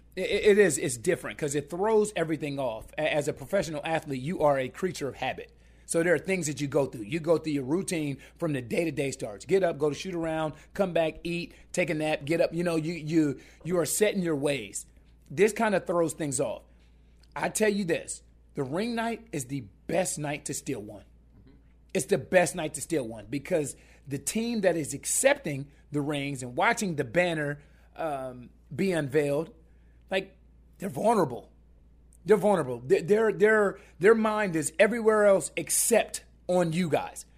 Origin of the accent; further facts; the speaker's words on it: Columbus, Ohio, United States; I'm, I'm from Columbus, Ohio.